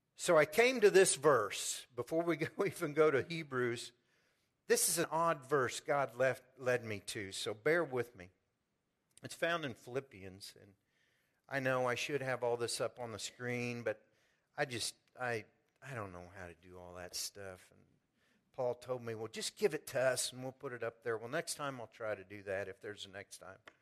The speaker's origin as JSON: {"language": "English", "town": "Pleasant Hill", "country": "United States", "tie": "born or raised there", "said": "I've chosen to stay in my hometown and worship"}